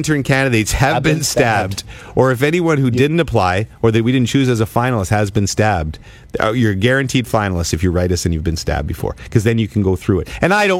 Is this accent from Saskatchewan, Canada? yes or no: no; Ottawa, Ontario, Canada; I love my hometown.